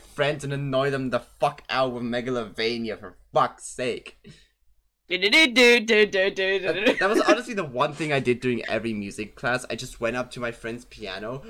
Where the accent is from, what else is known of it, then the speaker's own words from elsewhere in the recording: Germany; I'm German